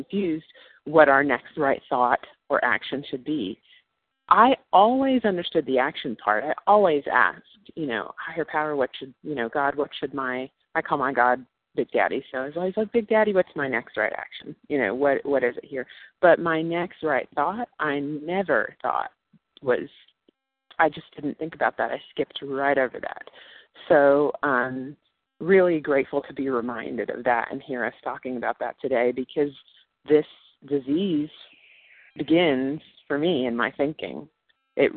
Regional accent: New York, United States; I'm from New York, but I'm calling y'all from Asheville, North Carolina

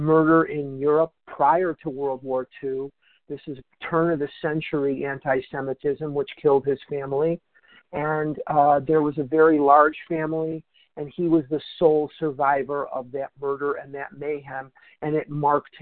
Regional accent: Chicago, Illinois, United States; now in Scottsdale, United States; I'm a recovered compulsive overeater in Scottsdale, Arizona, and I was born in Chicago, raised in Chicago, educated in Chicago.

